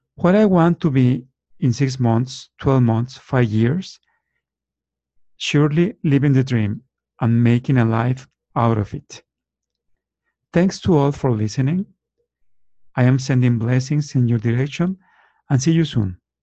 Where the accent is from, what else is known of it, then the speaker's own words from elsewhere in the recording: Torreón, Coahuila, Mexico; now in Guadalajara, Mexico; I was born in Torreon, Mexico 52 years ago